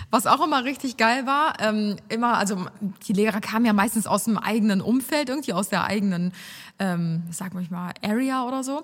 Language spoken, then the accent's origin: German; Cologne, North Rhine-Westphalia, Germany; accent: Kölsch; Das ist mein kölscher Akzent.